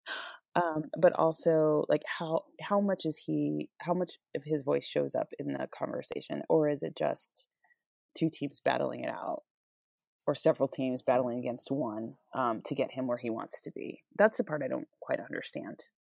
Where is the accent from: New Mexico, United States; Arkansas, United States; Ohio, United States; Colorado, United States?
New Mexico, United States; Albuquerque; moved away; I grew up in Albuquerque